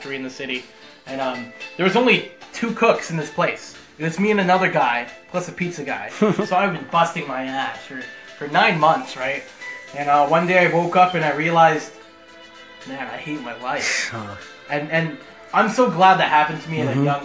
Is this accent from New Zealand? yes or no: no; Toronto, Ontario, Canada; now in Markham, Canada; I was born in North York, which is essentially the town up from downtown